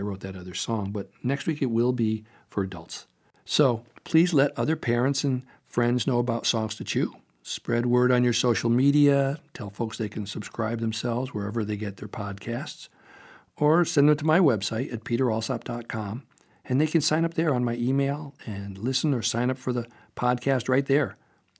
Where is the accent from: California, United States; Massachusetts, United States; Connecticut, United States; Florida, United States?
California, United States; Topanga; my hometown, Topanga Canyon, California